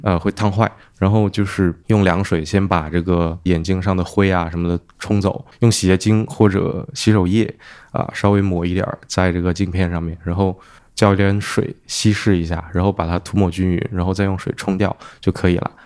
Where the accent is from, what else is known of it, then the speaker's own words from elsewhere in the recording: China; now in United Kingdom; 我们中国人、东亚人本来就很容易近视